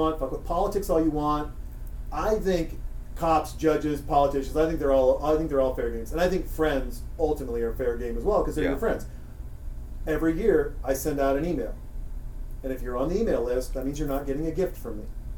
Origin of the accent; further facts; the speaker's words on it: Montana, United States; moved away; also born or lived in Seattle area, Washington; I'm from Montana, and I love the people there.